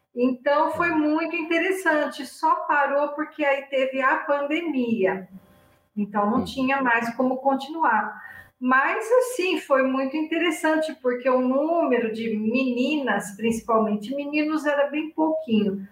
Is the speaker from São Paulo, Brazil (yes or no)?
yes; near Ibitinga, São Paulo, Brazil; moved away as an adult; also born or lived in Curitiba; chegou a hora de voltar para minha terra, né? E eu voltei bem próximo da cidade onde eu nasci. Eu nasci numa cidade vizinha, onde mora minha família aqui